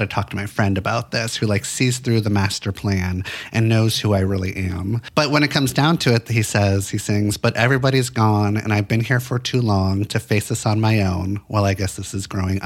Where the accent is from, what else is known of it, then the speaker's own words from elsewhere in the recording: Santa Monica, California, United States; I grew up in Los Angeles, in Santa Monica